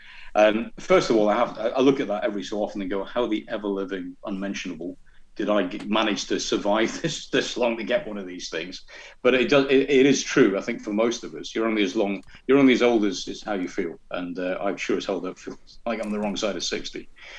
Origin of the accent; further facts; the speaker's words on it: North East England, United Kingdom; accent: Scottish burr; also born or lived in Glasgow, Scotland; I am a Scottish-Italian Geordie. So I was born in Glasgow, which is where the burr comes from. But I left when I was 8, I think, and came down to England.